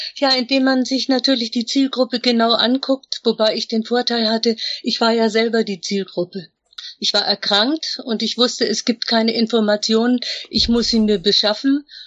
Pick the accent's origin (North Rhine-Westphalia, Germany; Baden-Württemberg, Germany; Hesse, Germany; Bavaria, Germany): Bavaria, Germany; Upper Franconia; moved away; Ich komme eigentlich aus Oberfranken, aus einer Stadt, wo man eigentlich gar nichts werden konnte. Aber ich bin rechtzeitig genug weggegangen